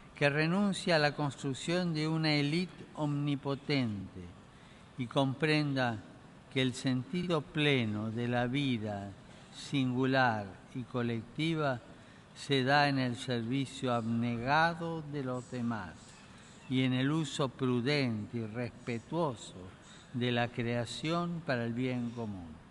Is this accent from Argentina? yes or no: yes; Argentina; mi tierra natal